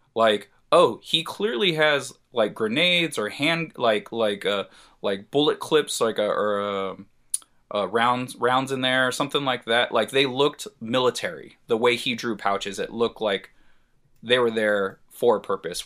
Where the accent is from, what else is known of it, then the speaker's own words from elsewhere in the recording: San Diego, California, United States; grew up in San Diego, was born and raised in San Diego